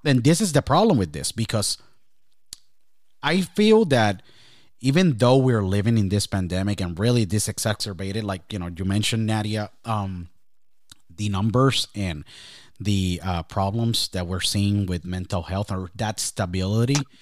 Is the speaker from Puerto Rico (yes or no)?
yes; Puerto Rico; my home country, Puerto Rico